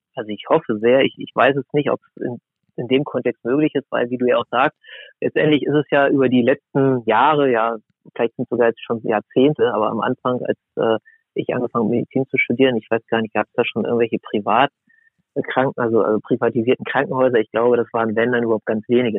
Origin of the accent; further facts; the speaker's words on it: near Braunschweig, Lower Saxony, Germany; Also ich bin in der Nähe von Braunschweig aufgewachsen